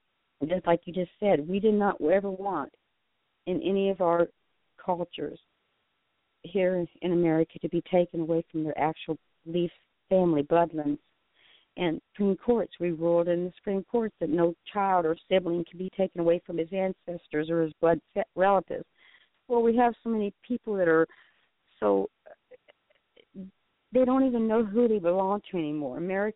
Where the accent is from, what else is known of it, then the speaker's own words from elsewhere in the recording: Florida, United States; moved away; also born or lived in Indiana; I was raised in Florida a lot of my life